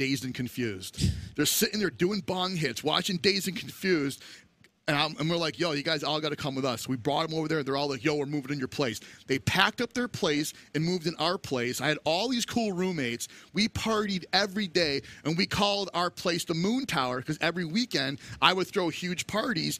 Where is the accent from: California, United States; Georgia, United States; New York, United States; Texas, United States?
New York, United States; moved away as an adult; also born or lived in Colorado; we're from New York.